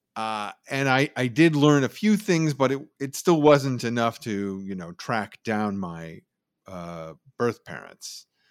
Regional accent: Oakland, California, United States; also born or lived in San Francisco, California / Berkeley, California; I grew up in San Francisco and the East Bay, uh, mostly Berkeley and Oakland, went to high school in Oakland

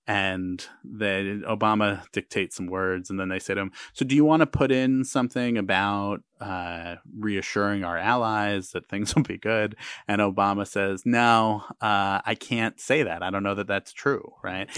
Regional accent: United States; as an American

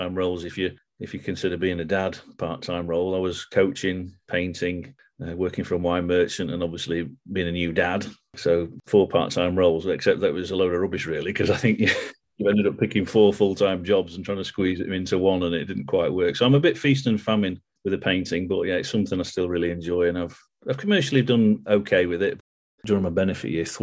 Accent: Doncaster, Yorkshire and the Humber, United Kingdom; also born or lived in Accrington, Lancashire; I grew up in Doncaster, yeah. But my parents are Lancastrians. I was born in Lancashire

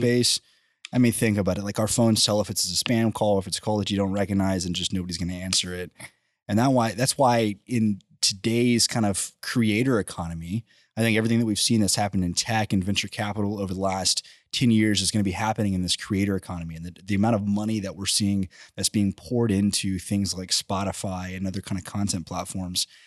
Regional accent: College Station, Texas, United States; I grew up in College Station

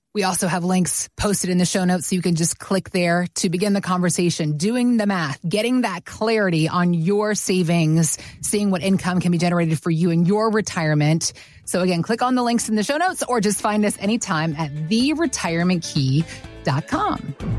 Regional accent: Atlanta, Georgia, United States; also born or lived in Virginia; I grew up in Atlanta

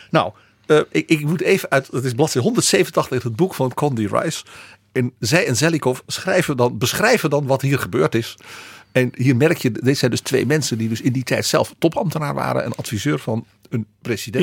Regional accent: Netherlands

